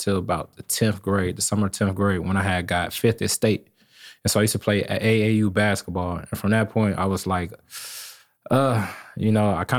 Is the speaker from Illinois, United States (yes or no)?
yes; Springfield, Illinois, United States; I'm from Springfield, Illinois